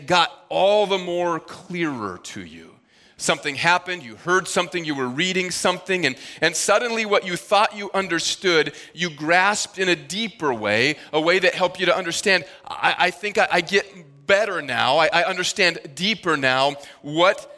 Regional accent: Midwest, United States; now in Northeast, United States; Where I grew up in the Midwest

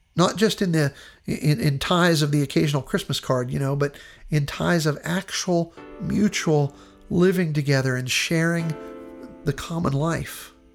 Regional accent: Western Pennsylvania, United States; where I grew up in Western Pennsylvania

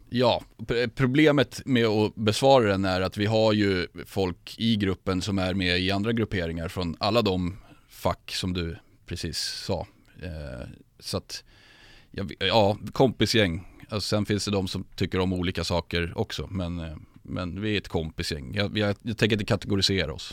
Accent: Sundbyberg, Stockholm County, Sweden; född och uppvuxen i Sumpan, djurgårdare sedan födsel

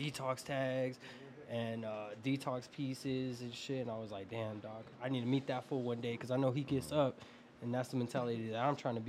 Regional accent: Aurora, Colorado, United States; also born or lived in Montbello, Denver; I'm from the Bellows, man, but I grew up in Aurora as well. So I rep both, man. I claim both. But Denver all day, every day.

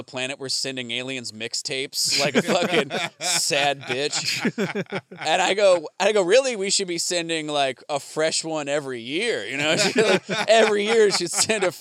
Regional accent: Arizona, United States; I grew up in Arizona, big Mormon contingency there

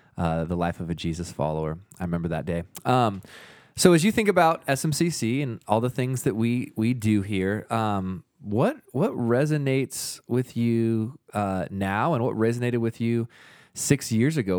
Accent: the Northwest, Pacific Northwest, United States; now in Utah, United States; I grew up in the Northwest.

